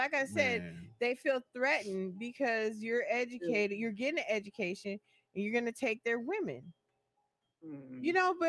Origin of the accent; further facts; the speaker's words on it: West Coast, United States; moved away; I'm from the West Coast, right?